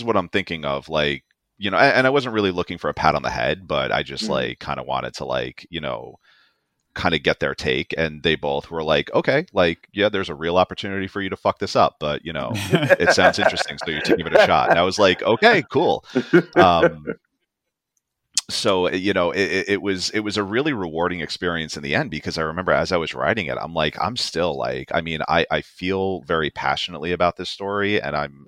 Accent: New York City, New York, United States; I was born and raised in New York City

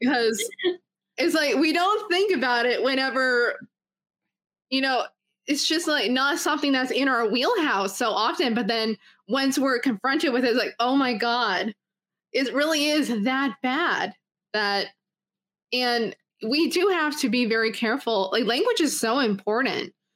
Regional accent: Canada; I was born in Canada

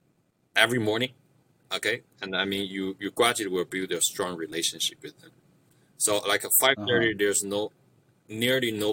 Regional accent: China; first language Mandarin; English is a second language; now in Canada; I grew up in China

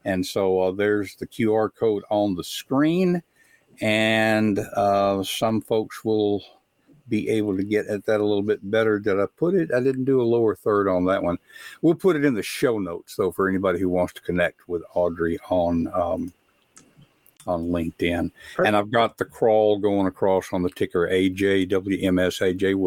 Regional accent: West Tennessee, United States; I grew up in West Tennessee

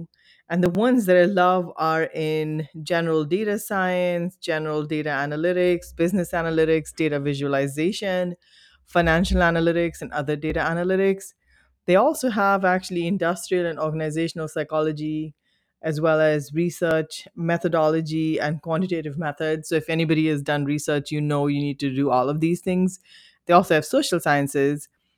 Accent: India; And as an Indian national, and again, I speak this, you know, the lines are longer.

